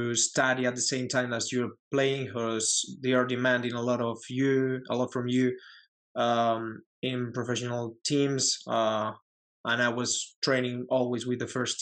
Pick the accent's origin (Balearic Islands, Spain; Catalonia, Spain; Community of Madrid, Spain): Community of Madrid, Spain; English is a second language; moved away; also born or lived in United States; I was born in Madrid, the capital. I live in a home. My hometown is like a little city, little town. In Madrid, in the region of Madrid, but not in the city.